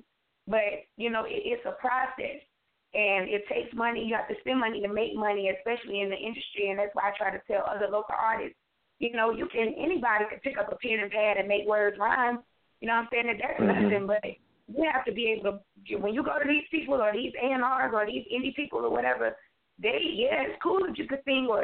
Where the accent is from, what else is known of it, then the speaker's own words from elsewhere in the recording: Alabama, United States; Oh, my God. … This song, though, Alabama, first of all, I'm the only child.